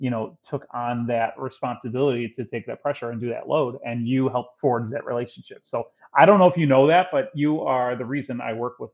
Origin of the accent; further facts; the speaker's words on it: Chicago, Illinois, United States; For sure. So I'm born and raised in Chicago, grew up on the south side of Chicago. I'm a child of the, you know, mid 80s or, you know, and a, you know, teenager of the 90s. So growing up in Chicago